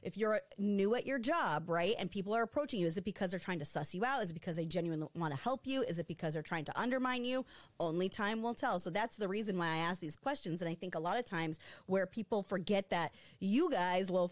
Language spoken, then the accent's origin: English; Michigan, United States; moved away as an adult; People in Michigan, I'd been gone for almost 10 years